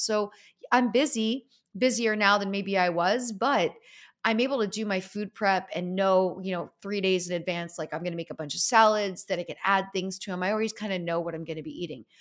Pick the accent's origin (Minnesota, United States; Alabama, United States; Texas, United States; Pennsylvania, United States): Pennsylvania, United States; Easton; I grew up in Easton, Pennsylvania, home of Larry